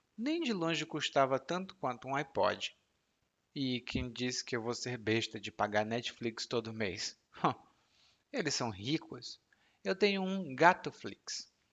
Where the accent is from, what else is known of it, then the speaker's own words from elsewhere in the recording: Brazil; moved away; also born or lived in Salvador, Brazil; como brasileiro